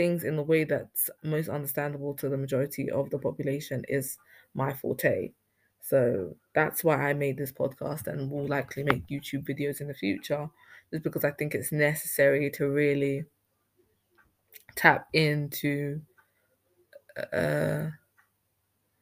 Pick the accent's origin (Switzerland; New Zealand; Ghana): Ghana; I'm from Ghana and everything was oral back in our society